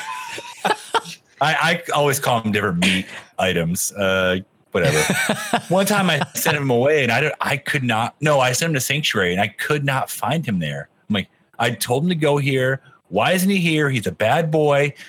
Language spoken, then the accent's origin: English; Michigan, United States; accent: Michigan; moved away; it's my Michigan accent